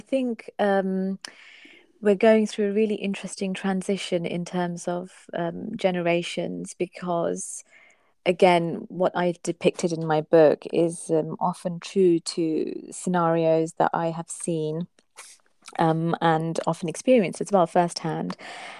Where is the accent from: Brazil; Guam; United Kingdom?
United Kingdom; England; But I think with my generation, the ones who were born and brought up in England, we have a kind of, we don't have an identity crisis, but we're curious about our faith.